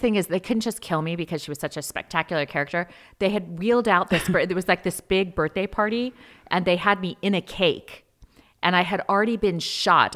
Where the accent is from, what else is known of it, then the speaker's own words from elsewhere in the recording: San Diego, California, United States; we we grew up in San Diego